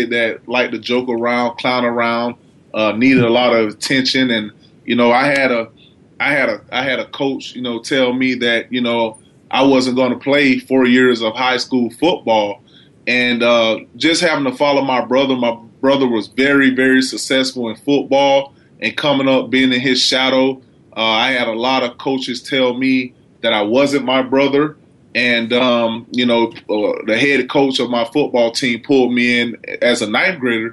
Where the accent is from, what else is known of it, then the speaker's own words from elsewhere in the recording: Palatka, Florida, United States; I grew up in Florida, a little small town called Palatka, Florida